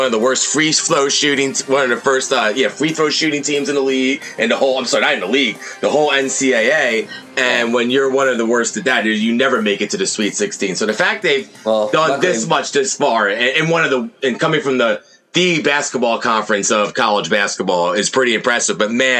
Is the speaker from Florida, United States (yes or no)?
no; New Jersey, United States; we're both from New Jersey.